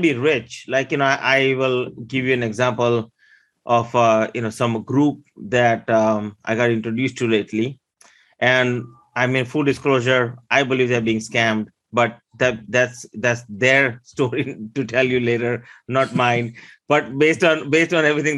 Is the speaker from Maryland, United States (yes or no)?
yes; Maryland, United States; English is a second language; also born or lived in India; I originally came here from India in 1989 with $20 and no English. I grew up here in Maryland